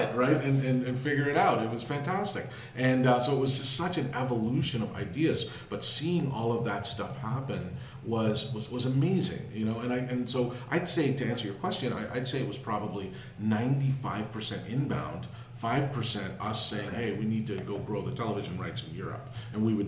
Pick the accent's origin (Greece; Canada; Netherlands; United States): Canada; I'm from Canada